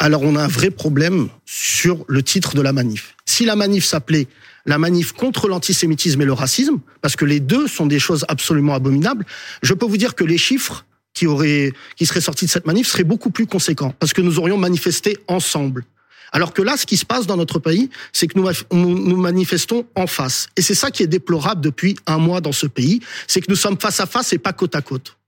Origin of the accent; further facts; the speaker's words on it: France; je suis français de confession musulmane